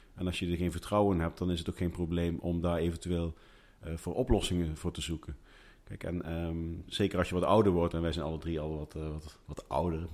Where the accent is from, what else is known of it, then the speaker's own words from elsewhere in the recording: Groesbeek, Gelderland, Netherlands; ik kom uit Groesbeek